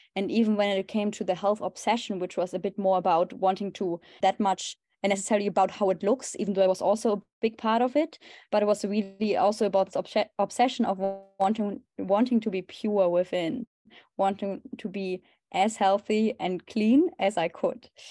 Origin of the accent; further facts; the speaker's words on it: Germany; moved away as an adult; now in Amsterdam, Netherlands; I'm originally from Germany, and currently I live in Amsterdam